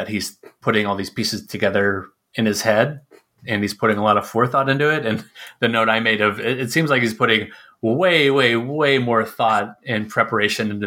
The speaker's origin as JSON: {"language": "English", "region": "Tennessee", "country": "United States", "tie": "born or raised there", "said": "I grew up in the South in Tennessee"}